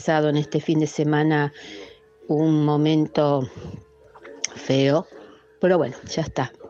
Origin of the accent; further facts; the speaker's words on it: Rafaela, Santa Fe, Argentina; Buen día, Padre Javier. … de Rafaela.